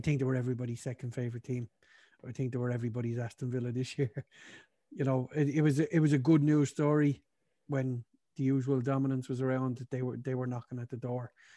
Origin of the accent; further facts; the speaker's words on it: Ireland; us being Irish